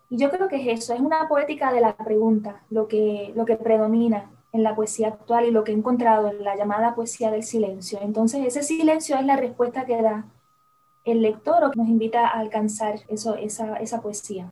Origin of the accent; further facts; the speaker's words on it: Puerto Rico; como puertorriqueños